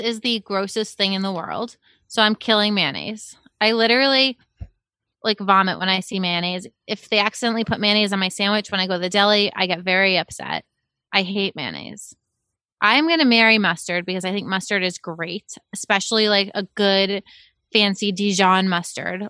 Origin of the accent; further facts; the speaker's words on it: Cape Cod, Massachusetts, United States; I'm from Cape Cod